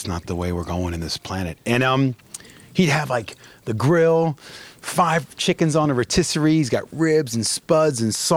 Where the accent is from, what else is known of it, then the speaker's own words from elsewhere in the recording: Maryland, United States; moved away; also born or lived in London / Vail, Colorado; I was born and raised in Maryland, summers in Iowa with my dad's father and his mom.